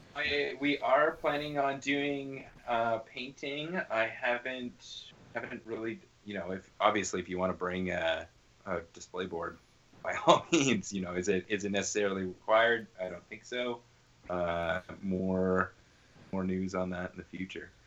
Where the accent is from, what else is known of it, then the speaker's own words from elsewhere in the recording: Toronto, Ontario, Canada; moved away; I'm from Toronto, and like a bunch of my Toronto buddies that we all went to high school together